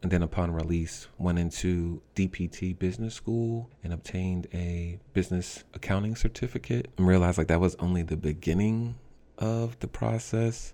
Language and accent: English; Norristown, Pennsylvania, United States; also born or lived in North Carolina / West Philadelphia; now in Philadelphia, United States; I'm originally from Norristown